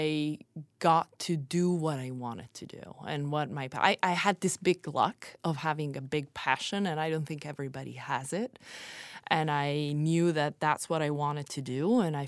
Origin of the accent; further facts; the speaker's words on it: Italy; also born or lived in Bloomington, Indiana, United States; I was actually born in Bloomington, Indiana, which is not exactly something that everybody knows about me because I grew up in Italy